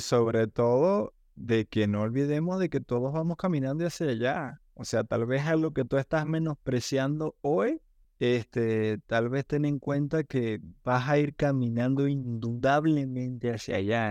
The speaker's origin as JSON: {"language": "Spanish", "town": "Maracaibo", "region": "Zulia", "country": "Venezuela", "tie": "born or raised there", "said": "Maracaibo, mi ciudad natal"}